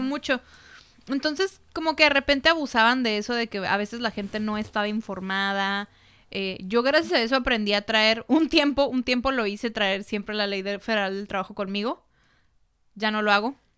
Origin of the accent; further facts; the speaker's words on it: Mexico; los filipinos y los mexicanos tenemos mucho en común